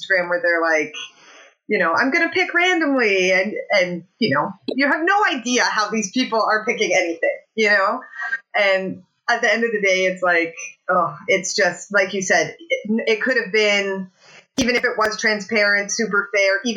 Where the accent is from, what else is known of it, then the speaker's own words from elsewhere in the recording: Alberta, Canada; now in Hamilton, Canada; I'm from Alberta